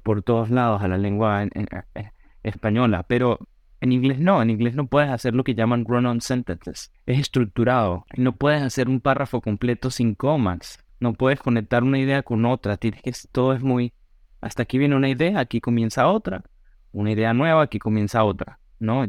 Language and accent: Spanish; Táchira, Venezuela; moved away as an adult; now in New York, United States; en las mismas escuelas, en un pueblo muy bonito en la montaña de los Andes, prácticamente, a una hora de San Cristóbal